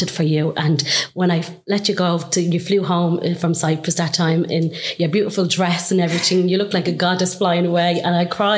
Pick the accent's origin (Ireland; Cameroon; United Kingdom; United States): Ireland; Dublin, Leinster; I'm from Coolock